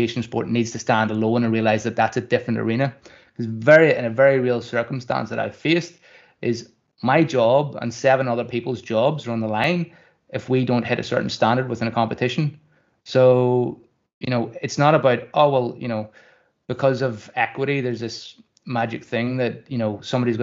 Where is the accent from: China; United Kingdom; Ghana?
United Kingdom; Kirkcaldy, Scotland; I grew up in Kirkcaldy